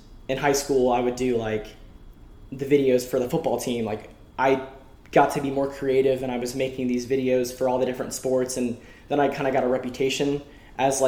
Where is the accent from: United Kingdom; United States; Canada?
United States; Woodstock, Georgia; I'm from Woodstock, Georgia